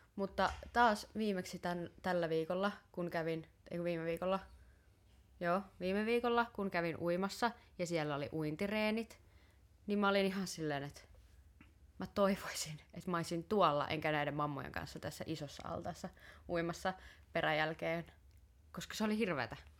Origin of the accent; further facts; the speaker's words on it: Tampere, Pirkanmaa, Finland; koska mä oon Tampereelta